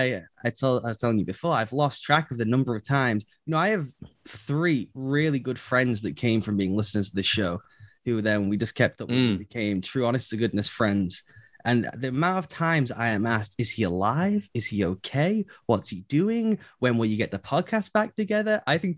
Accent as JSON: {"language": "English", "region": "England", "country": "United Kingdom", "said": "So I decided I am going to do an American accent. So when they call, they cannot tell I'm English."}